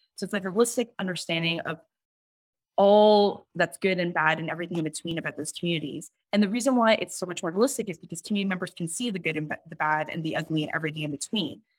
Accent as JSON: {"language": "English", "town": "Toronto", "region": "Ontario", "country": "Canada", "tie": "born or raised there", "said": "I'm somebody who is born and raised in Scarborough, who's a child of Hong Kong immigrants"}